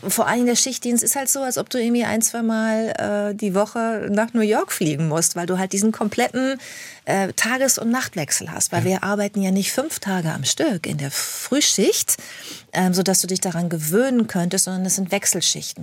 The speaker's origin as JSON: {"language": "German", "town": "Bad Lippspringe", "region": "North Rhine-Westphalia", "country": "Germany", "tie": "born or raised there", "also_born_or_lived": "Hamburg", "moved": "yes", "said": "Ich bin sehr ländlich aufgewachsen in Bad Lippspringe, das ist bei Paderborn, in Ostwestfalen am Teutoburger Wald."}